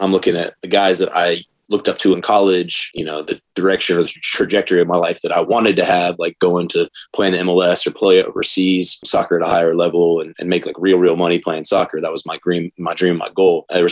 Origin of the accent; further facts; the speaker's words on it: Atlanta, Georgia, United States; now in Charlotte, United States; Born and raised in the South from Atlanta, Georgia